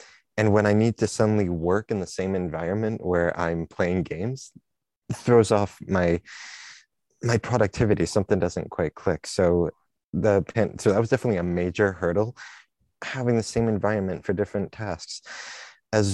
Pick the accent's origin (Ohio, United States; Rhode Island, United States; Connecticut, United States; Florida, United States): Rhode Island, United States; moved away as an adult; now in Maine, United States; I'm a freshman. I'm from Wilcompton, Rhode Island, and I'm studying computer science.